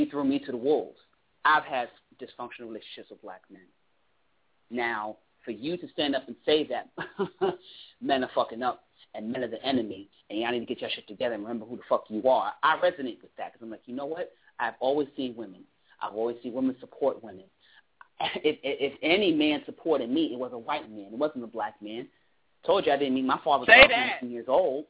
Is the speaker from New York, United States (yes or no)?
yes; New York City, New York, United States; I was born in Brooklyn